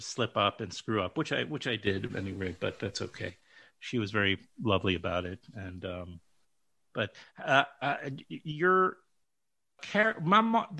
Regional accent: New York City, New York, United States; up in Queens, in New York

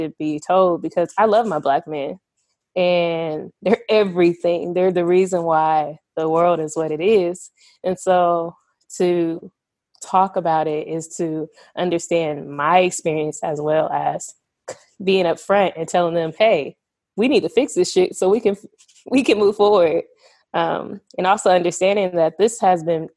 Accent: Seattle, Washington, United States; I am from Seattle, Washington. I'm also living there and there currently

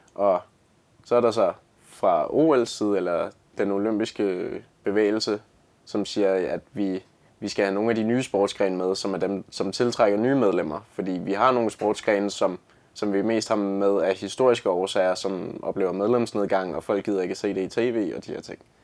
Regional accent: Lyngby, Capital Region of Denmark, Denmark; Jeg kommer fra Lyngby

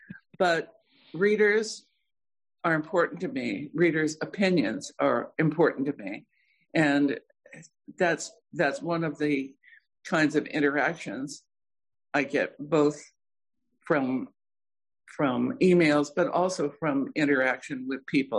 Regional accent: Bisbee, Arizona, United States; also born or lived in South Dakota; I was born in South Dakota. I grew up in Bisbee, Arizona, and when we moved to Bisbee in the late 40s, it was still a booming copper mining town.

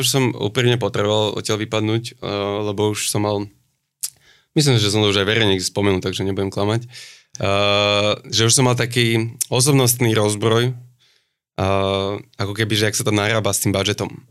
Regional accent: Bratislava, Bratislava Region, Slovakia; ja som zo starého mesta

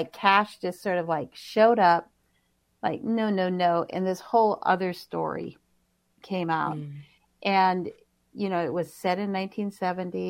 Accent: White Earth Nation, Minnesota, United States; now in Minneapolis, United States; I'm originally from the White Earth Nation

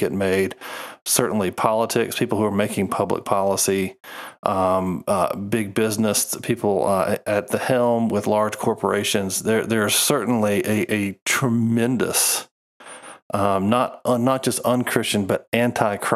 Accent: United States; being an American

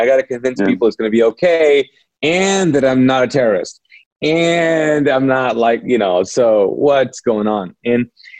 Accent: Pakistan; also born or lived in Middle East; now in United States; I'm a Pakistani, ex-Muslim, born in the Middle East, came to here after the Gulf War '92

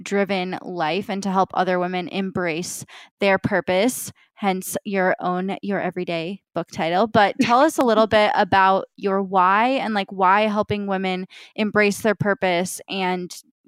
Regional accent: Midwest, United States; we're both Midwestern girls from not like big cities

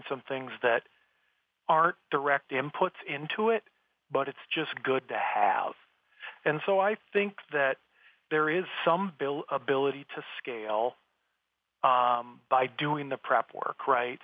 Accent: South Dakota, United States; I grew up in South Dakota, which is the Wild West still, right? Very out in the middle of nowhere, small town.

